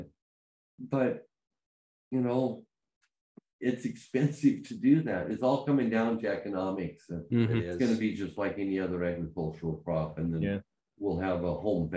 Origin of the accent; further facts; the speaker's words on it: Ontario, Oregon, United States; my hometown, Hot Box in Ontario, Oregon, which is right next to Idaho.